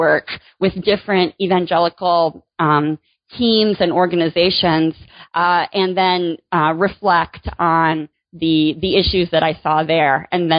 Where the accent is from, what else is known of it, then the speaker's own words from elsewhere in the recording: Michigan, United States; Sure. I grew up in Michigan. I have a big family.